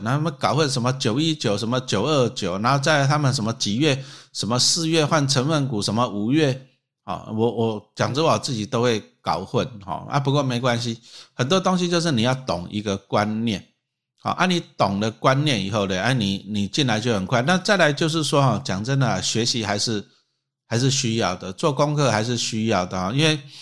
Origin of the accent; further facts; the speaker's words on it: Taiwan; 我们台湾人